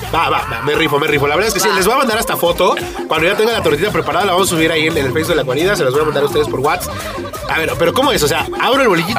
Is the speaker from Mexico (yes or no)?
yes; Mexico; nosotros como mexicanos